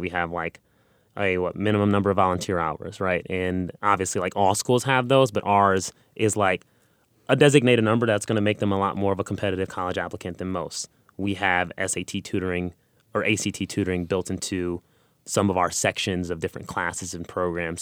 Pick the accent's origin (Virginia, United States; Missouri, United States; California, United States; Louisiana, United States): California, United States; Los Angeles; I grew up in South Central Los Angeles, and I grew up in poverty